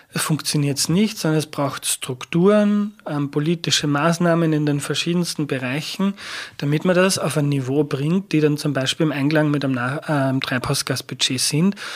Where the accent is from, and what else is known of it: Upper Austria, Austria; born or raised there